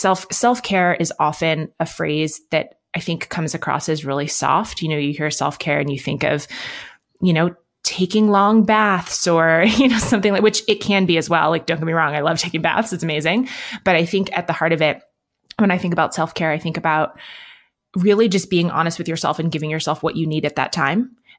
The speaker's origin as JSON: {"language": "English", "town": "Manhattan", "region": "New York", "country": "United States", "tie": "born or raised there", "also_born_or_lived": "London", "lives_now": "Bend, United States", "said": "I grew up in Manhattan and in London. So I live in Bend, Oregon now, which is smaller than those places and more outdoorsy than those places."}